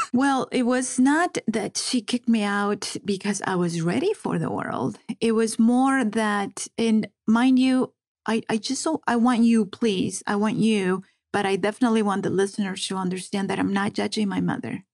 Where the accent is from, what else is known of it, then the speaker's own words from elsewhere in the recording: Las Vegas, Nevada, United States; first language Spanish; English is a second language; also born or lived in Compton, California; I grew up in Las Vegas. I went to UNLV, graduated from UNLV